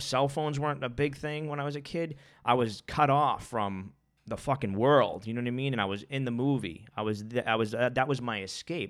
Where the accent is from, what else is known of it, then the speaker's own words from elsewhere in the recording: Boston, Massachusetts, United States; I grew up in Charlestown and it was like chaos in my life. I grew up on the projects